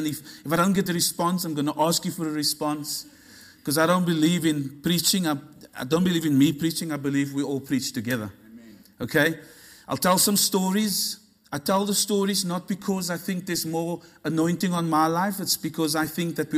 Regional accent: Cape Town, Western Cape, South Africa; moved away as an adult; now in Sydney, Australia; I'm originally from the place that Jesus also comes from, which is Cape Town. Cape Town's a beautiful city in South Africa. We moved to Australia 2006.

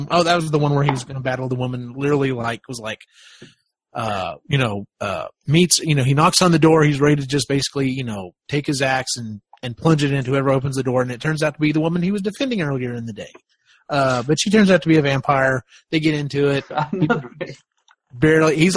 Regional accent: the South, United States; You know, I grew up in the South, and you know that was around.

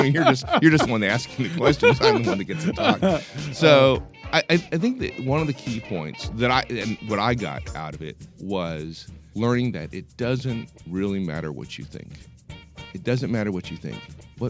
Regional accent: Pomona, California, United States; also born or lived in San Francisco; I grew up in Southern California. {S0} Okay. {S1} In a place called Pomona. And then when I was nine, we moved up to San Francisco.

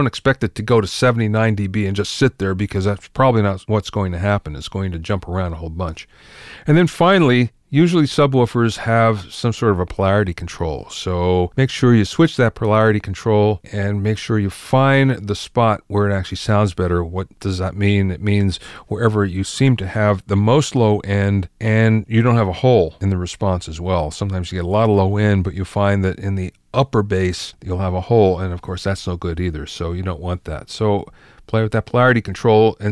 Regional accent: East Coast, United States; moved away; I came from the East Coast, and we didn't have that in the East Coast at all, at least not where I grew up

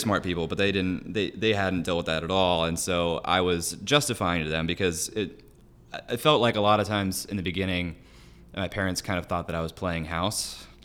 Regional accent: Celina, Ohio, United States; I am from West Central Ohio, a little farm town called Salina

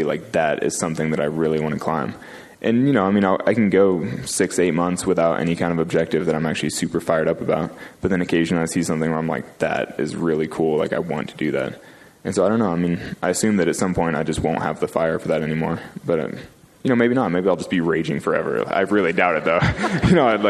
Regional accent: California, United States; I grew up in California

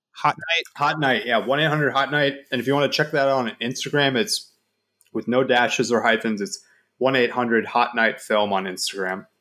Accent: Dallas, Texas, United States; I'm from Dallas. Like I've lived in Dallas my entire life.

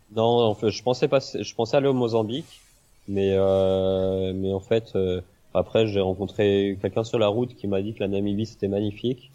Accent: Rennes, Brittany, France; moved away as an adult; je suis parti de Bretagne, euh, de Rennes

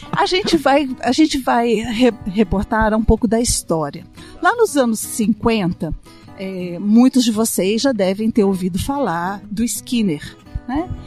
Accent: Itajubá, Minas Gerais, Brazil; eu sou de Itajubá, essa cidade no sul de Minas.

